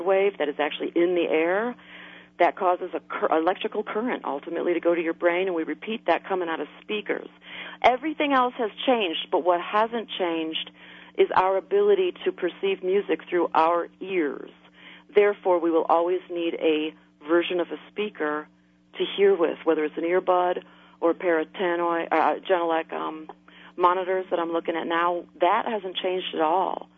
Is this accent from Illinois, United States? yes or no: yes; outside of Chicago, Illinois, United States; moved away; also born or lived in New Orleans; I grew up outside of Chicago.